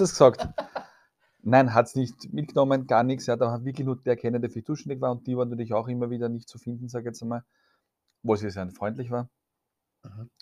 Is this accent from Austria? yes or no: yes; Vienna, Austria; bei uns in Wien